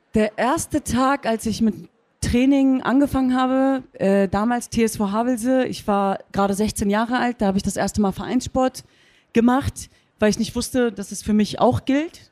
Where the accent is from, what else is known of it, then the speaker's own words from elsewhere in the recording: Hanover, Lower Saxony, Germany; now in Cologne, Germany; Ich bin hier geboren, ich bin hier aufgewachsen